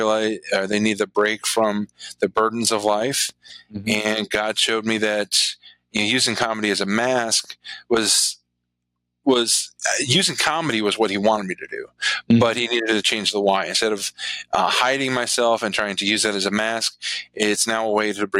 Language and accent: English; southwestern Virginia, United States; now in Chicago, United States; I was born in Chicago and grew up in southwestern Virginia down in the Appalachian Mountains